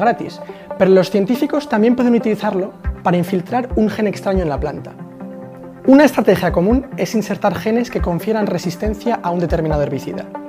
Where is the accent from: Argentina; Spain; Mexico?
Spain; España sí, y de hecho somos líderes europeos por el cultivo de MON 810